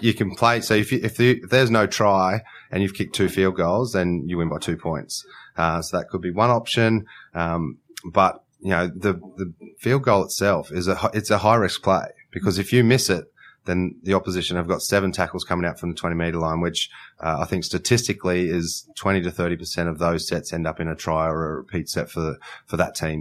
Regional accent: Queensland, Australia; as a Queenslander

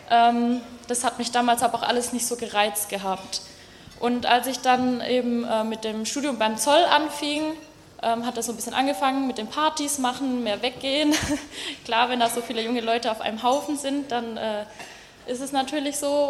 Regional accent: Baden-Württemberg, Germany; accent: Swabian; Ja, also vielleicht hört man es ein bisschen. Ich komme eigentlich aus dem Schwabenland, äh, aus der Nähe von Stuttgart. Aber so krass schwäbel ich dann auch wieder nicht.

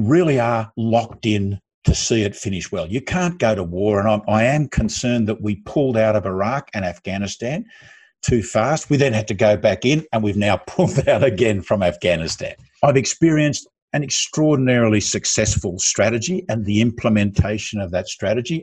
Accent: Australia; I'm an Australian

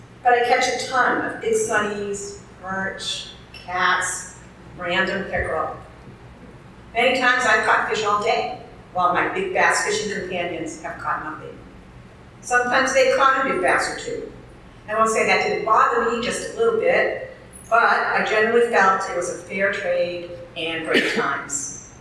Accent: New Hampshire, United States; I've been fishing since I was a really young girl, growing up in New Hampshire

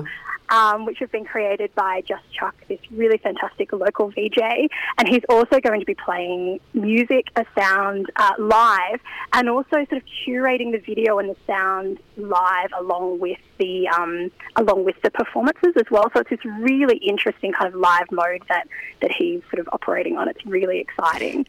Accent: Newcastle, New South Wales, Australia; also born or lived in Bathurst / Sydney; I moved back to Newcastle, my hometown

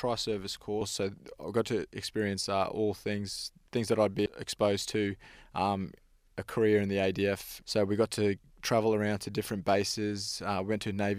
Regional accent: Thursday Island, Queensland, Australia; I'm Torres Strait Island. I grew up on Thursday Island.

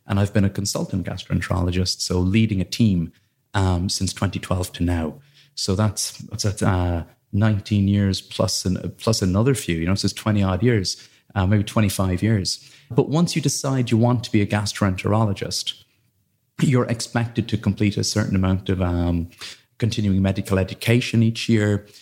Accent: Blarney, Munster, Ireland; moved away; as a kid, I grew up in Ireland in a little village called Blarney

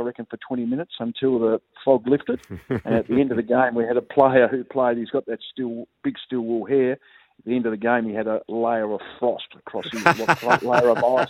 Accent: Hobart, Tasmania, Australia; moved away; I'm originally from Hobart

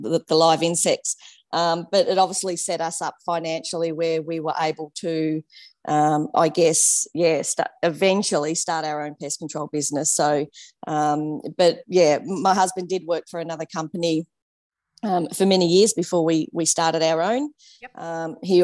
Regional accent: Geelong, Victoria, Australia; moved away as an adult; We're originally from Geelong

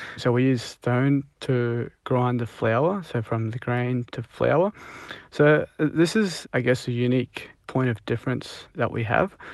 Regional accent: Punjab, India; now in Australia; we're from Punjab and India

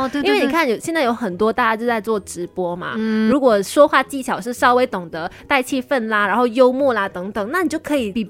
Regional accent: Kulai, Johor, Malaysia; born there; 出生在古来的一个小姑娘，后来去念了广电系。

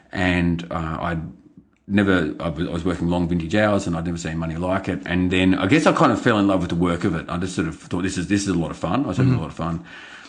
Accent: Yarra Glen, Victoria, Australia; I grew up in Yarra Valley, in Yarra Glen, in fact, in the same house I now live in.

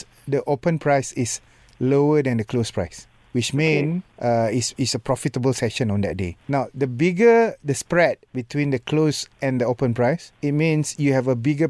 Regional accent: Malaysia; I'm a Malaysian, love free one.

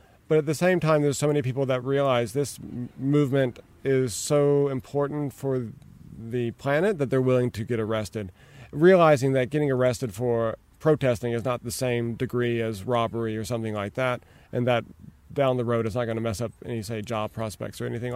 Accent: United States; now in Australia; as an American

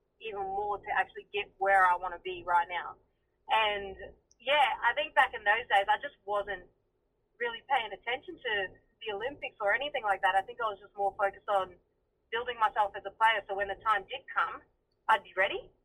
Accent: Mount Isa, Queensland, Australia; moved away as an adult; now in Caboolture, Australia; I'm always proud to say I grew up in Mount Isa

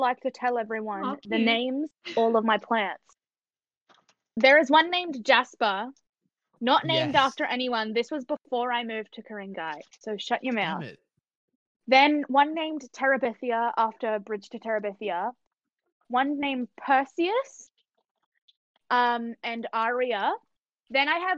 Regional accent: Australia; I was born in Australia. I've never left the country.

